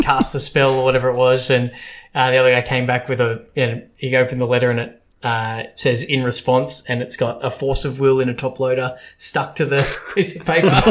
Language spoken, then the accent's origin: English; Australia; we're Australian